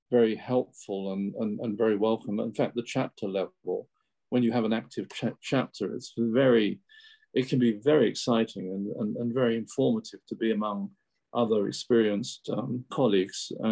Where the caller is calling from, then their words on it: Bavaria, Germany; I'm talking from uh, southern Bavaria, close to the Alps, okay. on the north side of the Alps